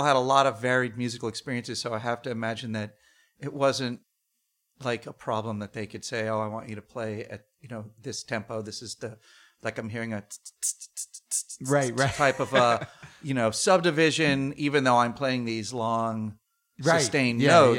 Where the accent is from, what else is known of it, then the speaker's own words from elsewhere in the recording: Beirut, Beirut Governorate, Lebanon; for me, the song is about Beirut, where I'd grown up, which at that point was going up in flames. My hometown was being vilified by the media as a terrorist stronghold